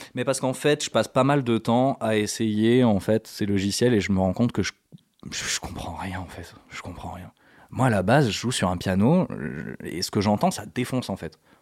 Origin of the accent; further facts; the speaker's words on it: Morocco; moved away; also born or lived in south of France; j'ai grandi au Maroc